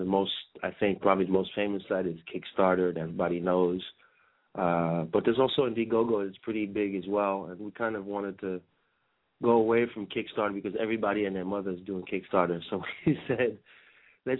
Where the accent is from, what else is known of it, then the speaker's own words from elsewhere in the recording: France; moved away; also born or lived in Brazil; I'm originally from France